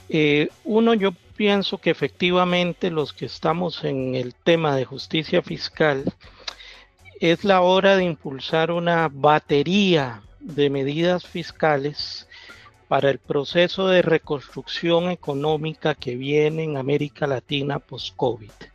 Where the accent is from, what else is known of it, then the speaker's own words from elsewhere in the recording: Costa Rica; accent: Costa Rican; vengo de Costa Rica